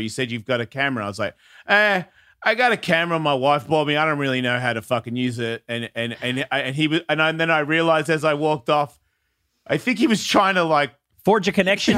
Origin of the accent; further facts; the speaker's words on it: Australia; moved away; I'm from Australia